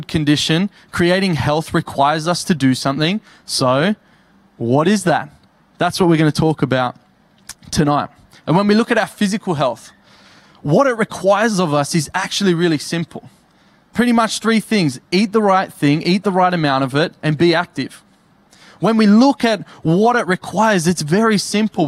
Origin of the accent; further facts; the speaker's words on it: Campbelltown, New South Wales, Australia; now in Tamworth, Australia; I'm from Campbelltown